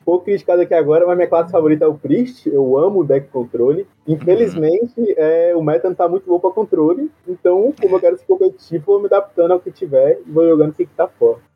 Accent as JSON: {"language": "Portuguese", "region": "Southern Bahia", "country": "Brazil", "said": "sou do Temo Sul da Bahia, tenho 19 anos"}